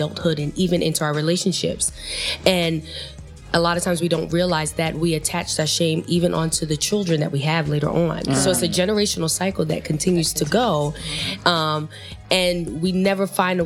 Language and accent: English; New York City, New York, United States; I grew up in the Bronx, a young girl from the Bronx.